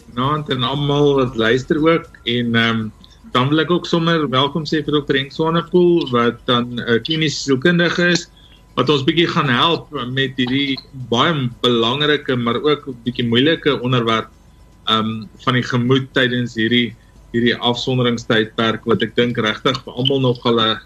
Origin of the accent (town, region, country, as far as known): South Africa